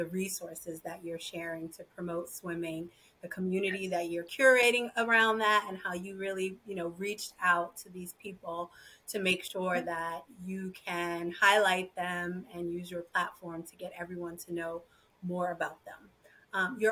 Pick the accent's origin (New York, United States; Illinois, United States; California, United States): New York, United States; New York City; I grew up in Brooklyn